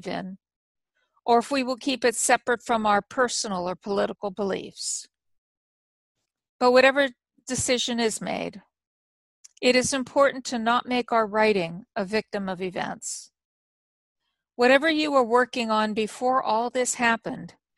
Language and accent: English; United States; as an American and a citizen of the world